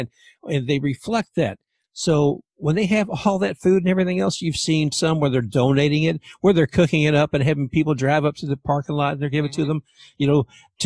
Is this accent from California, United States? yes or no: no; Louisville, Kentucky, United States; now in Tampa, United States; I'm actually from Louisville, Kentucky originally. I live in Tampa now